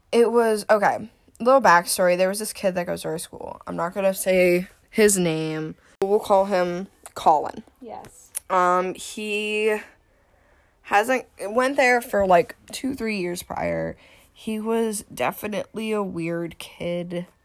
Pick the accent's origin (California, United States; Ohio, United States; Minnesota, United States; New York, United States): Ohio, United States; Cleveland; How do you know Cleveland? I'm from Cleveland